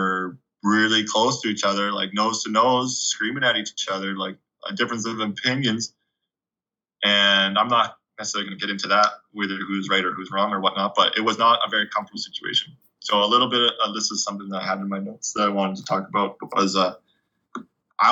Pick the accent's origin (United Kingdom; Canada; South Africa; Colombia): Canada; moved away as an adult; also born or lived in Hawaii